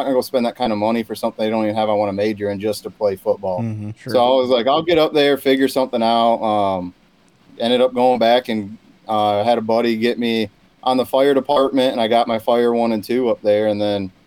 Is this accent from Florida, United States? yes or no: yes; Lakeland, Florida, United States; moved away as an adult; also born or lived in Upper Crooked Lake, Michigan; now in Tennessee, United States; I grew up in Lakeland, Florida